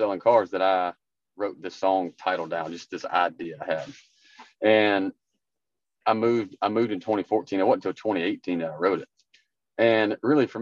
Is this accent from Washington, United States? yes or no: no; Harlem, Georgia, United States; moved away as an adult; now in Mount Juliet, United States; Main Street is my hometown, Harlem.